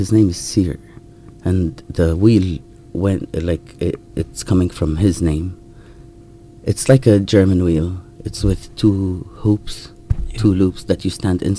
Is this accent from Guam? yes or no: no; Jerusalem, Palestine; moved away as an adult; now in United Kingdom; But since I'm from Jerusalem, so all my documents are, like, an Israeli document, so it's just a little bit easier.